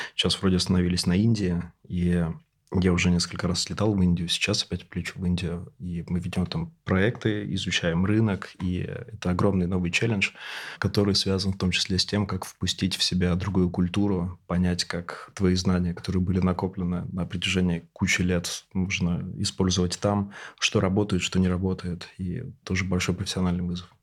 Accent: Siberia, Russia; Я, тоже из региона, я сибиряк

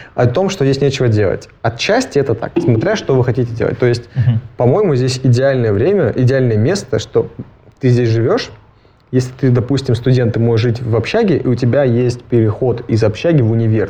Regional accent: Shelekhov, Irkutsk Oblast, Russia; now in Innopolis, Russia; Я вырос в Шелихове, это такой маленький пригород

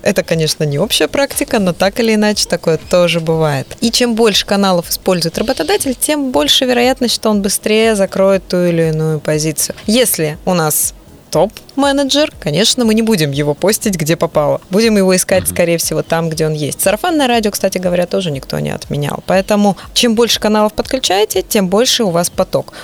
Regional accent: Vladivostok, Primorsky Krai, Russia; я сама родилась и выросла в Владивостоке

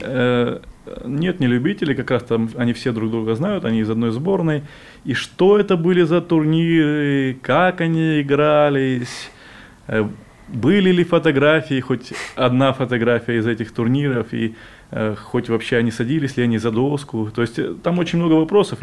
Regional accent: Crimea, Ukraine; also born or lived in Donetsk Oblast; now in Russia; я сам из Крыма и три года жил в Донецкой области

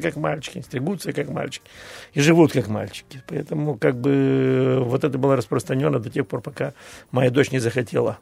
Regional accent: Tiraspol, Transnistria, Moldova; also born or lived in Bishkek (Frunze), Kyrgyzstan; я родился в Тирасполе, футбол играл э, в Киргизии, во Фрунзе

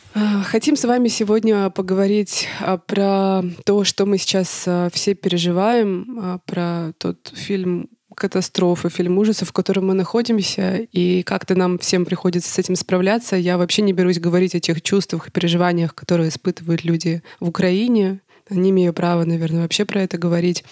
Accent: Russia; now in Germany; я из России

